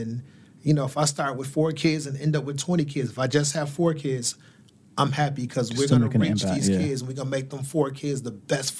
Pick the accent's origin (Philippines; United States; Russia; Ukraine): United States; I was born and raised downtown in the Town Gardens.